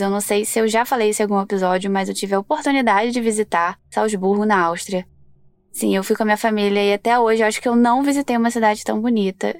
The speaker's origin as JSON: {"language": "Portuguese", "region": "Rio de Janeiro", "country": "Brazil", "said": "sou aqui do Rio de Janeiro"}